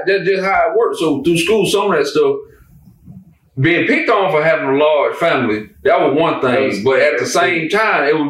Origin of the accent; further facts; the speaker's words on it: United States; growing up in Paulding County, we went through some racial stuff